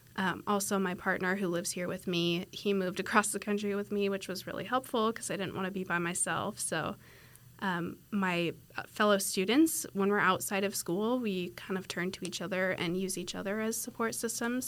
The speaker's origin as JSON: {"language": "English", "region": "Washington", "country": "United States", "moved": "as an adult", "lives_now": "Fort Worth, United States", "said": "I'm from Washington State, so not from Texas, very far away from home."}